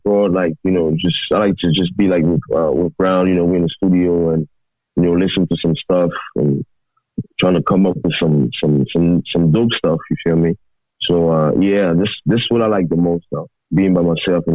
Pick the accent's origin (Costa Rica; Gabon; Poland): Gabon; moved away; also born or lived in Washington, D.C.; I grew up in Gabon